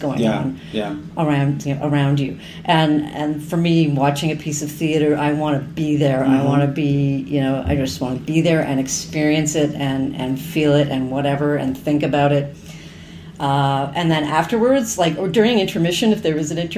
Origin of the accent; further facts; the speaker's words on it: Burlington, Ontario, Canada; also born or lived in Hamilton; I grew up in Burlington, and I went to high school in Hamilton.